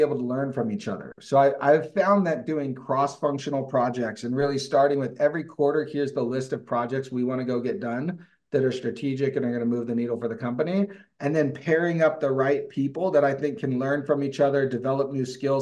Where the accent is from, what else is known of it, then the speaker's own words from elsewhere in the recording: Livermore, California, United States; moved away as an adult; now in Utah, United States; I grew up in Livermore, California in the East Bay